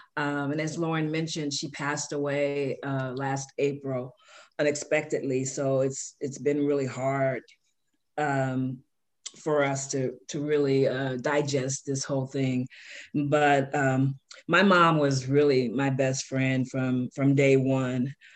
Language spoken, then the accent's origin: English; Chicago, Illinois, United States; I grew up in Chicago. Shout out to the South Side, um, in the inner city of Chicago, where um, I was born